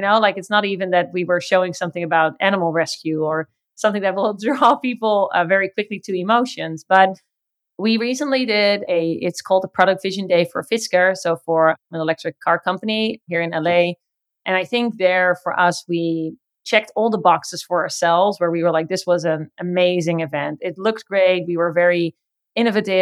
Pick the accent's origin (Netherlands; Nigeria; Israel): Netherlands; also born or lived in China; now in Los Angeles, United States; I grew up in the Netherlands where there's a lot of rain